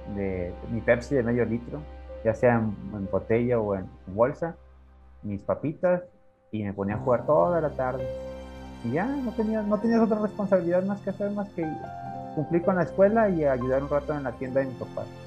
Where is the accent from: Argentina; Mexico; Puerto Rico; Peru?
Mexico; General Escobedo, Nuevo León; yo me acuerdo mucho de la colonia donde vivía, bueno, que, que fue casi la, toda mi niñez, ahí en Escobedo